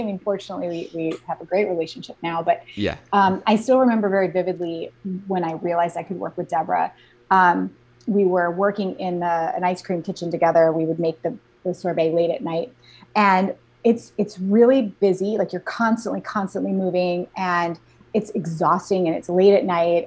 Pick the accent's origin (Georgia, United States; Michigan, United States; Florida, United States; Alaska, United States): Alaska, United States; moved away as an adult; I was actually born and raised in Alaska.